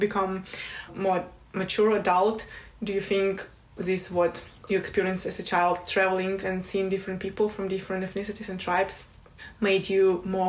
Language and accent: English; Russia; moved away as an adult; also born or lived in Moscow; now in United Kingdom; I grew up home in the Republic of Comica